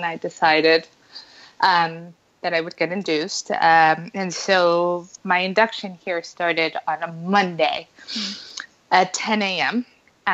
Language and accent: English; Colombia; also born or lived in United States; I am Colombian from South America, as well as American